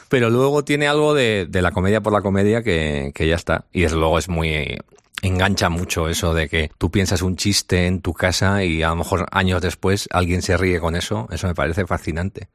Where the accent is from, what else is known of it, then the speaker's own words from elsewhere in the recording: San Sebastián, Basque Country, Spain; soy de Donosti